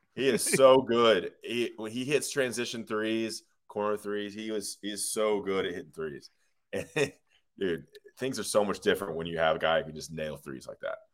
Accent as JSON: {"language": "English", "town": "Greensboro", "region": "North Carolina", "country": "United States", "said": "I'm from Greensboro, uh, the, the most west of us, North Carolina."}